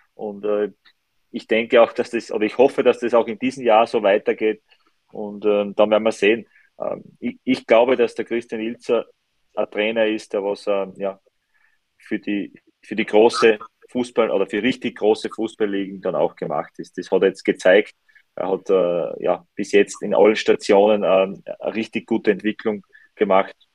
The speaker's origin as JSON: {"language": "German", "region": "Styria", "country": "Austria", "said": "Ich bin Steirer"}